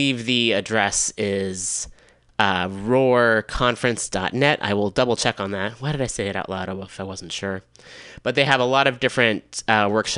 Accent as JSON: {"language": "English", "town": "Richmond", "region": "California", "country": "United States", "tie": "born or raised there", "said": "in Richmond, California, my hometown"}